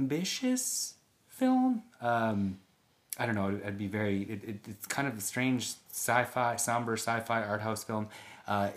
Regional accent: Minnesota, United States; I'm from Minnesota

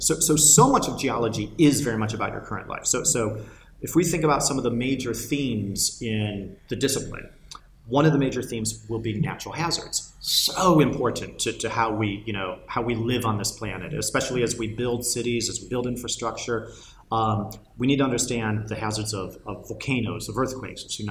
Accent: United States; accent: American; you can tell from the accent I'm American

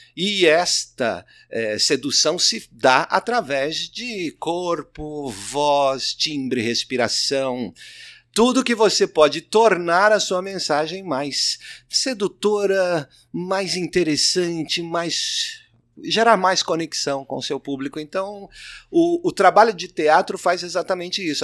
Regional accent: Minas Gerais, Brazil; now in São Paulo, Brazil; eu sou de Minas Gerais

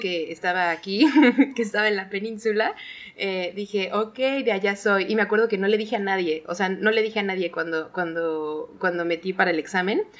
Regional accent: Mexico City, Mexico; moved away; yo también soy de la Ciudad de México

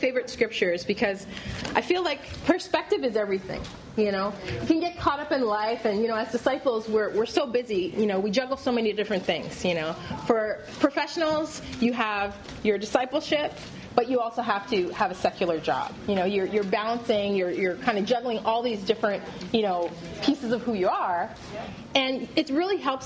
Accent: Canada; moved away; also born or lived in Paris / Los Angeles / Chennai; being Canadian and coming from a first world country

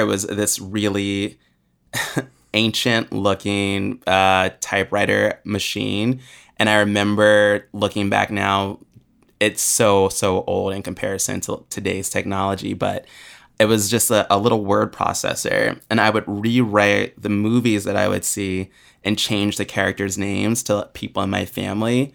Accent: Springfield, Virginia, United States; also born or lived in Williamsburg, Virginia; I grew up in Springfield, Virginia, which is only, um, twenty minutes outside of D C.

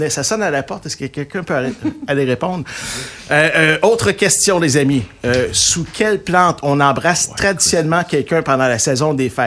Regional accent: Saint-Marc, Artibonite, Haiti; moved away as an adult; now in Quebec, Canada; J'ai grandi, en fait, à Saint-Marc.

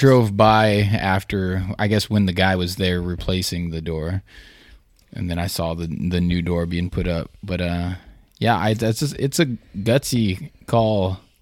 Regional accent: California, United States; Growing up in California

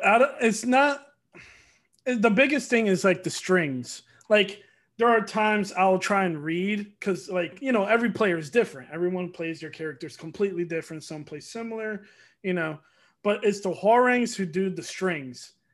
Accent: Norcross, Georgia, United States; also born or lived in Miami, Florida; Then I moved out here, uh, moved to Norcross for a while, and then just been in Georgia ever since.

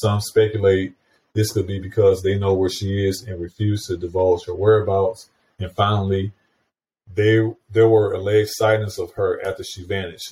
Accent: St. Louis County, Missouri, United States; my hometown area, St. Louis County, Missouri

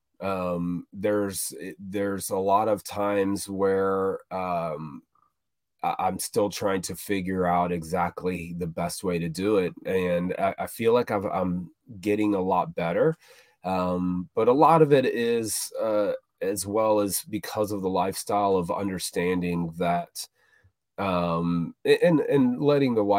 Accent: Florida, United States; I grew up in Florida

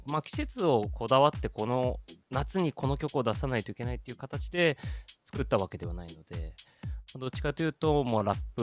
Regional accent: Italy; now in Japan; イタリア生まれイタリア育ちで日本人として育ってきて

